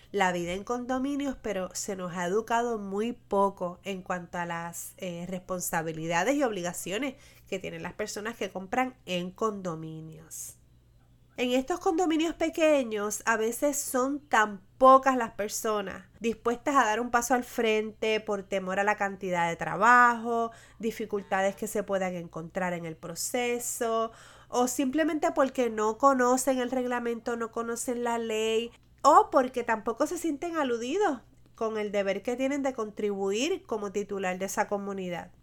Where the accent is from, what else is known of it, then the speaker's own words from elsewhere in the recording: Puerto Rico; mi experiencia como puertorriqueña